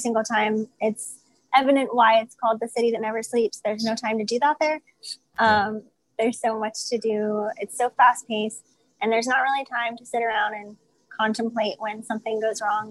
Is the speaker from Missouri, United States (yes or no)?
yes; St. Louis, Missouri, United States; I am originally from St. Louis, Missouri, and that's where I currently reside